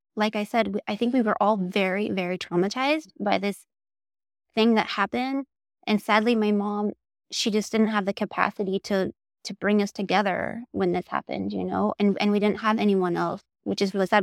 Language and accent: English; Oregon, United States; moved away; also born or lived in Salem, Oregon; I am from Oregon. I was born in Salem, Oregon, and I grew up in a very tiny town